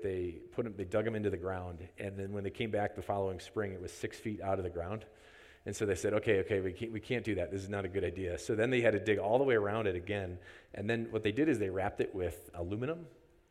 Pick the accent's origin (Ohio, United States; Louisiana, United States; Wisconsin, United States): Wisconsin, United States; moved away; where I grew up in Wisconsin